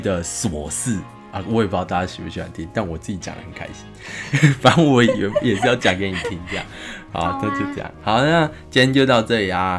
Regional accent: Tainan, Taiwan; 我是台南人嘛

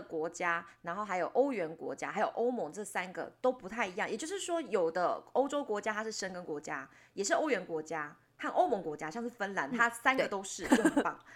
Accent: Taiwan; 我们是台湾来的

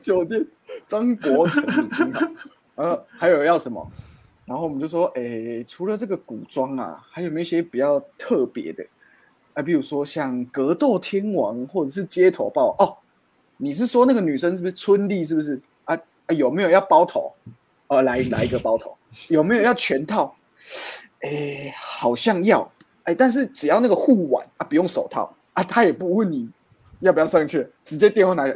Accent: Tainan, Taiwan; 我是台南人

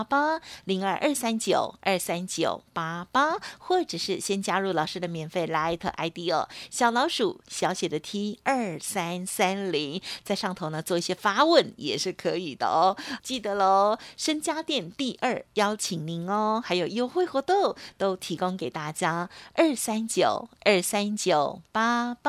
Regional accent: Taiwan; 我们台湾人有很多

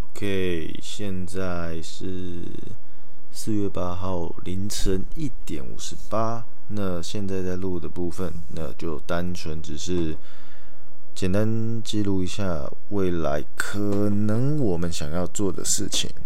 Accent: Taoyuan, Taiwan; now in Taichung, Taiwan; 我之后会待的地方又在桃园，就我的老家

